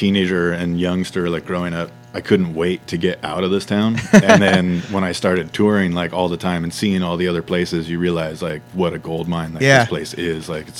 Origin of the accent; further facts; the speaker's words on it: Carpinteria, California, United States; And I'm pretty much born and raised in Carpinteria, California.